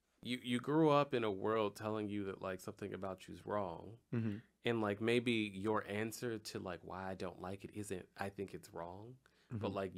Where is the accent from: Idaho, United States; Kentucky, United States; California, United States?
California, United States; Compton; I'm a nigga from Compton.